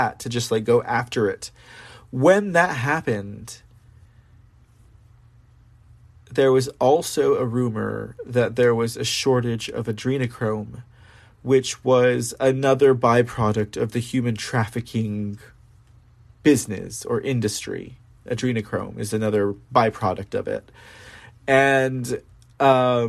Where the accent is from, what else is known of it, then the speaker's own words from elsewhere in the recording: San Antonio, Texas, United States; San Antonio, my hometown